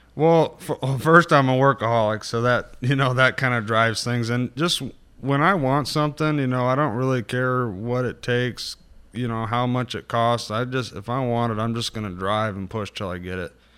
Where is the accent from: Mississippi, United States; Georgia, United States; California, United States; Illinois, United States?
California, United States; Northern; also born or lived in Santa Rosa; I was born and raised mainly in Northern California. Uh, Santa Rosa is where I started and kind of, uh, north from there